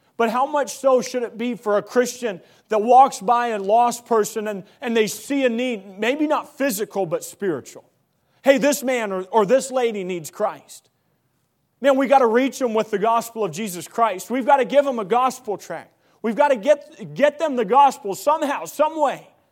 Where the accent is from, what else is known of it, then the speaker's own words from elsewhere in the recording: Missouri, United States; moved away; I come, I come from Missouri. Grew up in Missouri, Midwest.